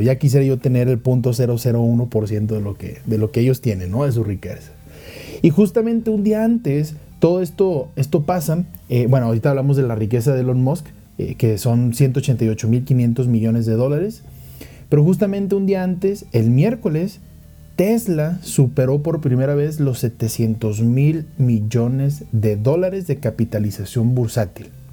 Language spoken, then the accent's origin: Spanish; Monterrey, Nuevo León, Mexico; now in Mexico City, Mexico; yo soy de Monterrey, vivo en Ciudad de México